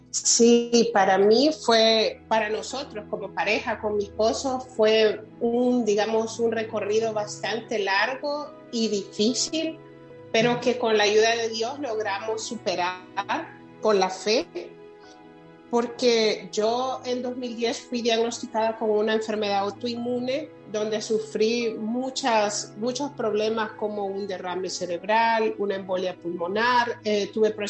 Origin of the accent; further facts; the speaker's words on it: San Salvador, El Salvador; now in Silver Spring, United States; Yo nací en San Salvador